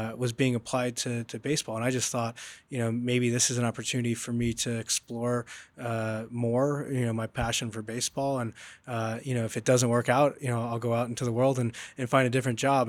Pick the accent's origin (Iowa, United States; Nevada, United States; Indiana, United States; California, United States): California, United States; Southern; I grew up in Southern California